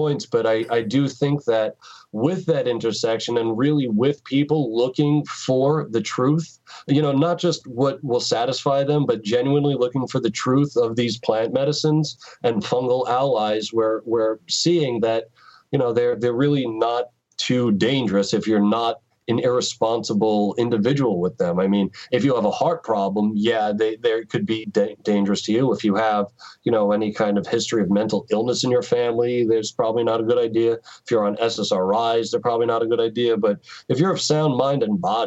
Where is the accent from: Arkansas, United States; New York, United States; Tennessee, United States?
New York, United States; moved away; I'm from New York